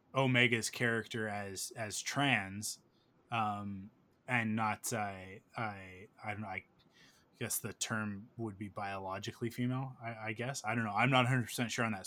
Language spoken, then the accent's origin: English; Canada; I'm Canadian